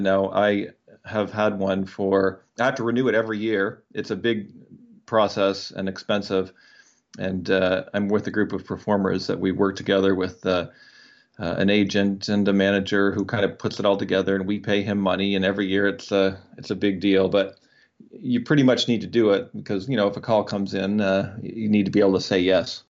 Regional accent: Canada; as a Canadian

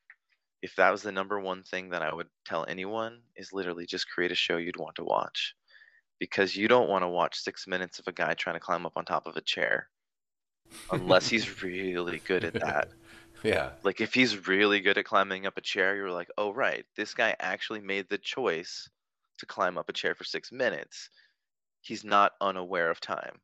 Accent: Vancouver, Washington, United States; It's in my hometown

